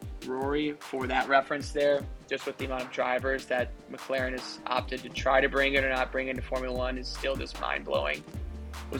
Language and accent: English; United States; as an American fan